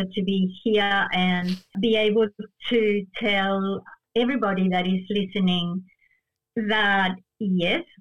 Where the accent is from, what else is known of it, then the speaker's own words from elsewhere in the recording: Argentina; accent: Spanish; first language Spanish; English is a second language; moved away; I was born in Argentina